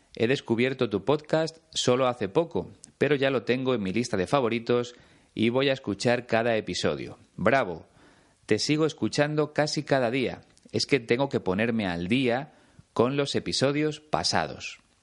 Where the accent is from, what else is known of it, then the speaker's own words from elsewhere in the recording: Spain; Aquí en España